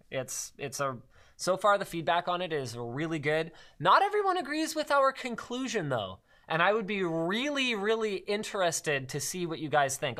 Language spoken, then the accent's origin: English; Canada; we're Canadian